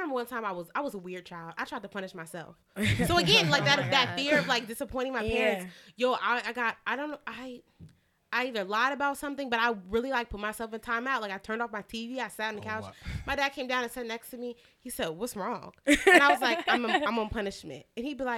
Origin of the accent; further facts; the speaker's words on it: United States; I'm fucking American